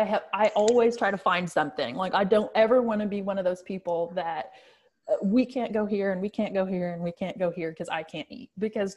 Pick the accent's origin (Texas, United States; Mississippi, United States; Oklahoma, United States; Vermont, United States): Oklahoma, United States; Bartlesville; And I'm from the Bartlesville area.